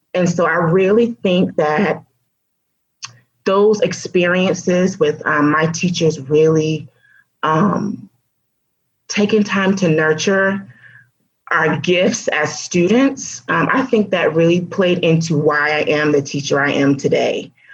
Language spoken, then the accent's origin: English; Florida, United States; also born or lived in Alabama / Georgia; we moved to Florida, and I've been in Florida ever since